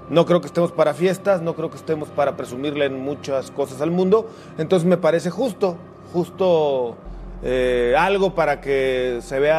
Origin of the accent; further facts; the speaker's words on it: Mexico; Yo creo que como mexicanos tenemos que estar muy felices, muy contentos de que sea el único país que va a poder albergar a un mundial